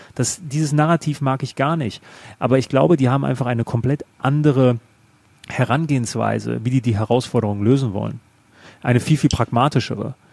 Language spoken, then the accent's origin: German; Germany; bei uns in Deutschland